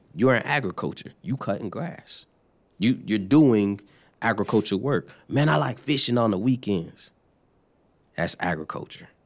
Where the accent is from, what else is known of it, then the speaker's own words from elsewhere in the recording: New Jersey, United States; also born or lived in Florida / Kentucky; now in Louisville, United States; I am from, uh, New Jersey, or Florida by way of New Jersey